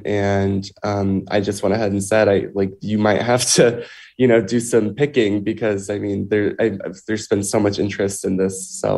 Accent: Alabama, United States; moved away as an adult; now in Connecticut, United States; I mean, for me, I'm from Alabama. I live in Connecticut now. So I was recruited to swim in Connecticut.

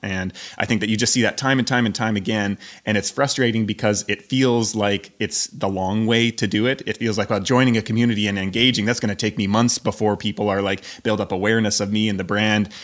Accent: Canada; moved away as an adult; also born or lived in Scotland / Portugal / Croatia / Albania; now in Belgrade, Serbia; I'm Canadian

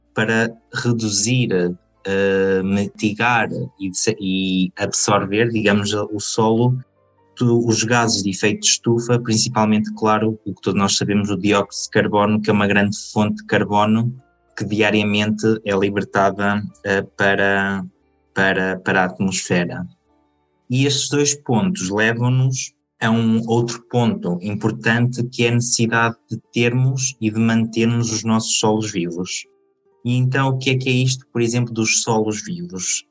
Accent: Aveiro, Aveiro District, Portugal; moved away as an adult; now in Spain; sou de Portugal, atualmente estou em Espanha

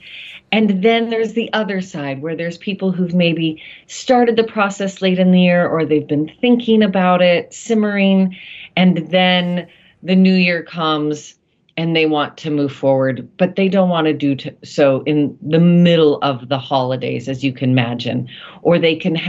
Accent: United States; here in my home country of the United

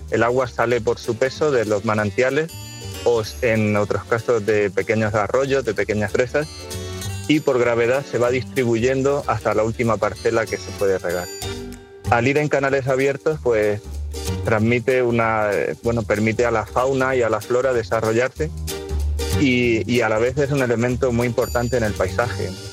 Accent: Murcia, Region of Murcia, Spain; moved away as an adult; now in Letur, Spain; Mi madre es de Letur, mis abuelos eran de Letur, yo nací en Letur Y, y, desde siempre nosotros, aunque vivíamos en Murcia, pero los fines de semana y las vacaciones era volver al pueblo

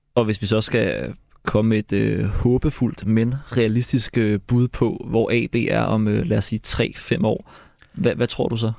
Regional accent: Gladsaxe, Capital Region of Denmark, Denmark; Som en, der selv er født og opvokset i Gladsaxe

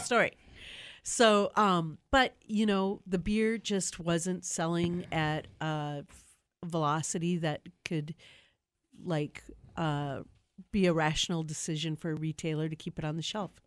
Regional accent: Milwaukee, Wisconsin, United States; when I grew up in Milwaukee

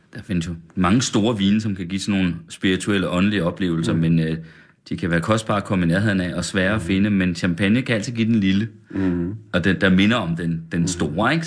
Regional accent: West Jutland, Central Denmark Region, Denmark; jeg kommer fra Vestjylland

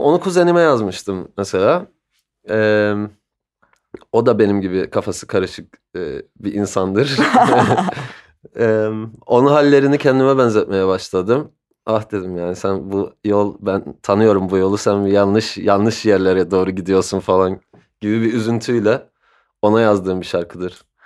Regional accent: Cyprus; moved away as an adult; also born or lived in London, United Kingdom; Kıbrıs'ta büyüdüm.

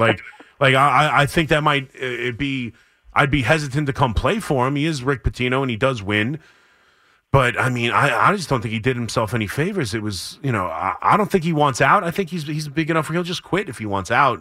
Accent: Long Island, New York, United States; growing up on Long Island

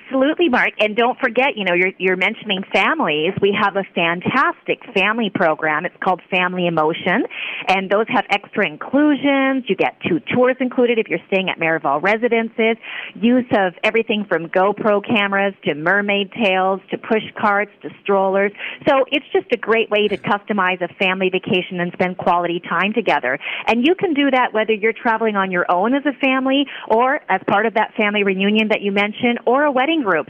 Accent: Vancouver, British Columbia, Canada; moved away as an adult; now in Puerto Vallarta, Mexico; I'm originally Canadian. I'm, you know, I'm from Vancouver, and I have been in Vallarta for over twenty years

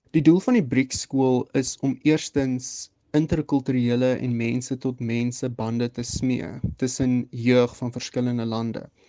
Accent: South Africa; ons kan verstaan as Suid-Afrikaners

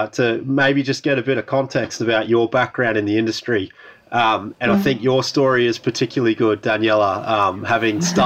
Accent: Australia; now in Europe; being an Australian stranded in Europe

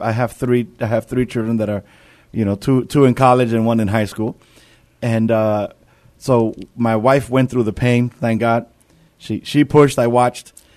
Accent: New York City, New York, United States; moved away; I'm from, I'm from New York. I'm from the city of New York

